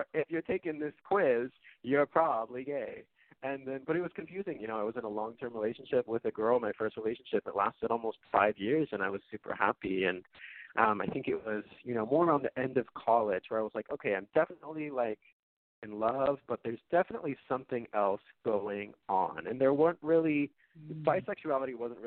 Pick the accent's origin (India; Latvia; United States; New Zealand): United States; Bay Area, California; I grew up in the Bay Area, California.